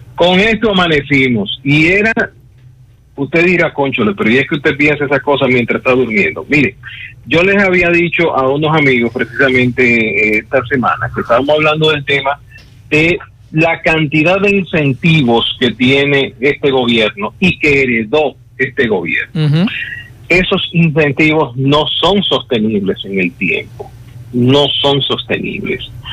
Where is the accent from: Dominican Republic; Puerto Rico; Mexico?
Dominican Republic; somos República Dominicana